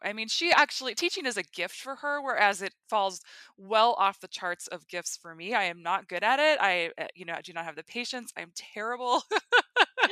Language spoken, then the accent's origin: English; North Dakota, United States; so I grew up in North Dakota, and so we would go to Regina for field trips when I was in elementary school